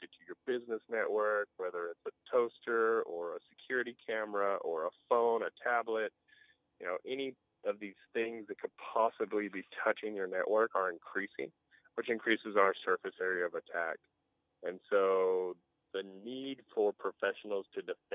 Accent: Hart, Texas, United States; now in Amarillo, United States; Growing up in Hart, Texas, their life moves a lot slower than Amarillo, Texas

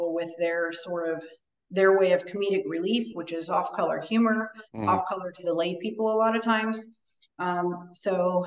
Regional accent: Midwest, United States; moved away as an adult; now in Florida, United States; I grew up in the Midwest, and that's where I'm from, before I relocated to Florida

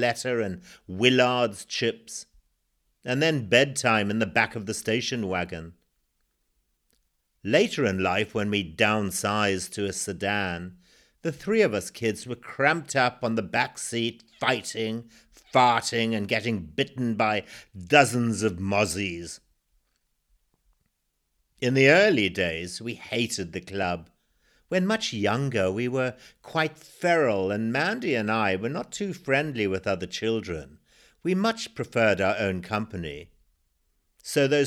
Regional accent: Zimbabwe; born or raised there

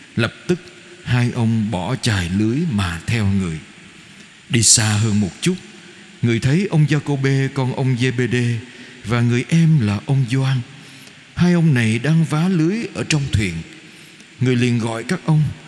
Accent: Vietnam; người Việt Nam của chúng ta

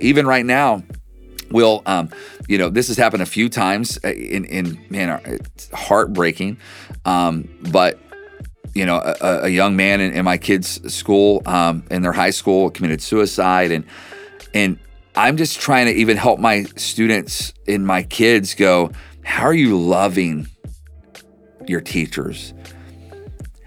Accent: Oklahoma, United States; I'm from Oklahoma

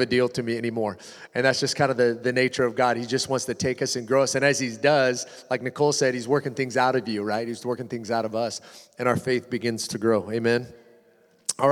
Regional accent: Washington, United States; moved away; also born or lived in Malibu, California; I grew up in Washington, and we'd go into Eastern Washington in the summertime

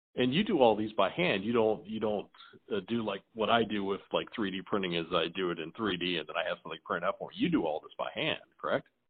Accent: Tampa, Florida, United States; I'm from Tampa

